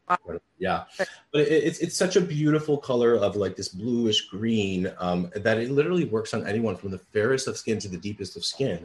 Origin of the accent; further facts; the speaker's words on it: New York City, New York, United States; I grew up in the Bronx and I'm a child of immigrant parents.